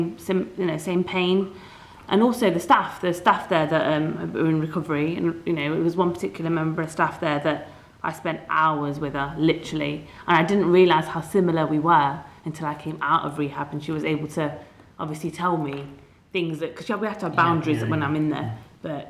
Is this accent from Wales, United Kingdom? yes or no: no; Leicester, East Midlands, United Kingdom; I was away from Leicester